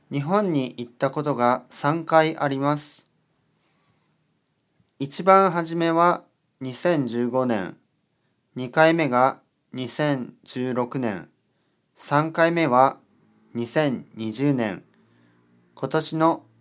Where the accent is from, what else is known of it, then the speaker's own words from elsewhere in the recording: Georgia, United States; Japanese is a second language; now in California, United States; アメリカのカリフォルニアに住んでいます。出身はジョージア州です。仕事はコンピュータープログラマーです。日本語の勉強をしています。